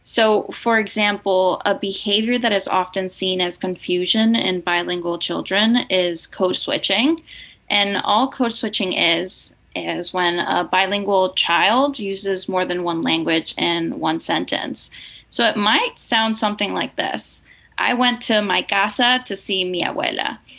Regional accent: Nicaragua; moved away; also born or lived in Boston; I'm originally from Nicaragua and I grew up in a fully bilingual household.

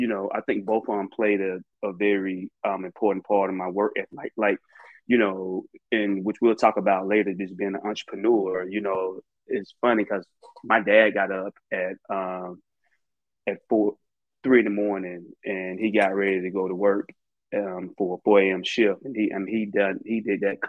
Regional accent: Birmingham, Alabama, United States; I'm from Birmingham, Alabama. You know, North Birmingham, you know, which I always represent. Childhood was great, man.

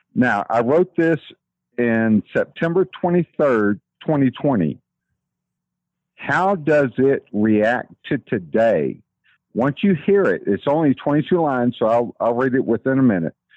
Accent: Texas, United States; accent: Texas; that's that Texas accent

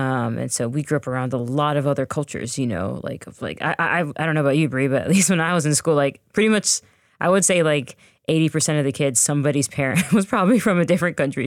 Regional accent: United States; we are the American-born daughters of two Jamaican immigrants

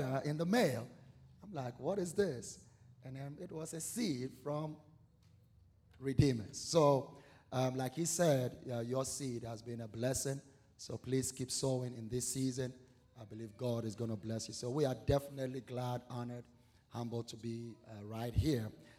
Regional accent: Ghana; moved away as an adult; I'm originally from Ghana, West Africa. Been here almost 20 years

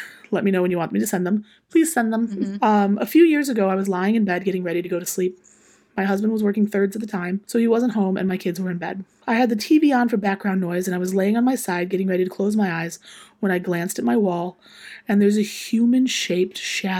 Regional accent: South Carolina, United States; born there; I was born in South Carolina. My parents were in the Navy when I was born. We moved back up here into my grandparents' house when I was about 5 or 6 months old.

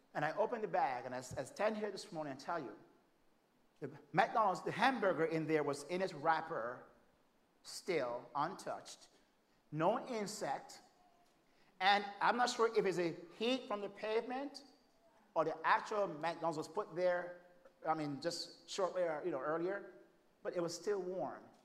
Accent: Jamaica; moved away as an adult; now in United States; I'm from Jamaica

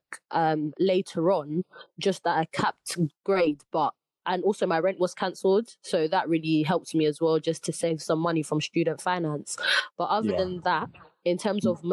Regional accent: London, United Kingdom; I'm Ugandan from East London

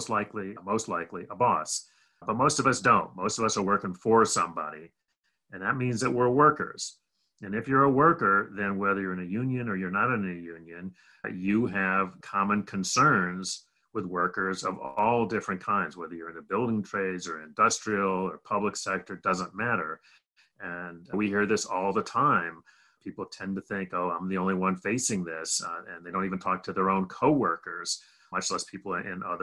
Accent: Rochester, New York, United States; also born or lived in Berkeley, California; I grew up mostly in upstate New York, a little town called Rochester, New York

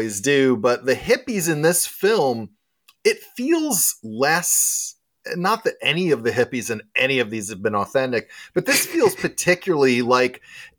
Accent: United States; I'm provincially American

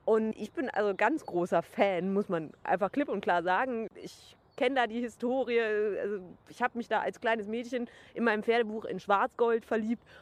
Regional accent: Bergheim, North Rhine-Westphalia, Germany; also born or lived in Cologne; Also erstens, ich bin zwar in Köln geboren, aber ich komme aus Bergheim. Ich habe unweit des Gestüts Charlottenhof, was ja jetzt auch Schlenderhahn ist, gelebt.

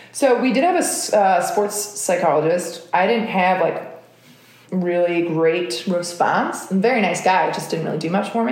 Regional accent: United States; as an American, you know, living in the US, and then I was a dual citizen

